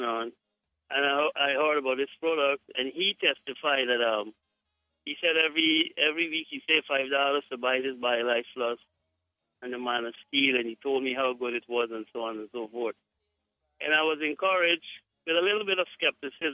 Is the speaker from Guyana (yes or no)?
yes; Guyana; I am from Guyana, but I have my wife is from Jamaica